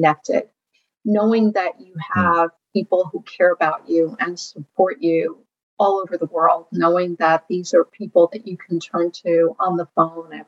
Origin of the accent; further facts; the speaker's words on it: Ukraine; now in United States; I wasn't born in this country. I was born in the Ukraine.